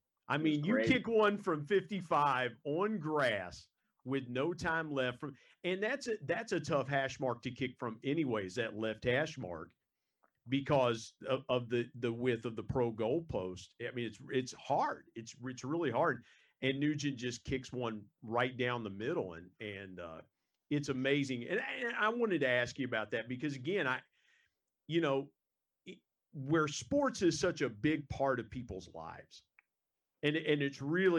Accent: Southern Ohio, United States; growing up in Southern Ohio, being around a lot of Buckeye fans and things like mm-hmm. that, even being 15 minutes away from Marshall University where I went to school.

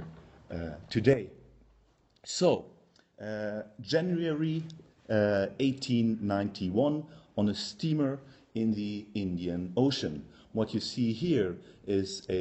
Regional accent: Germany; accent: German; English is a second language; now in Belgium; as you can hear from my accent, I'm German by birth.

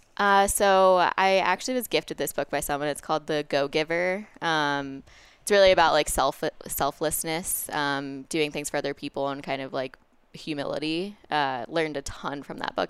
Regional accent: Westchester County, New York, United States; moved away as an adult; also born or lived in Boulder, Colorado; now in Denver, United States; I'm from New York, um, from Westchester County originally, and now I live in Denver

